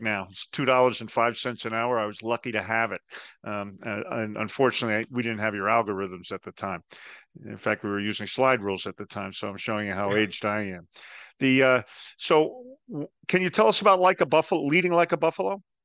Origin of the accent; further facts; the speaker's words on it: New Jersey, United States; I'm from New Jersey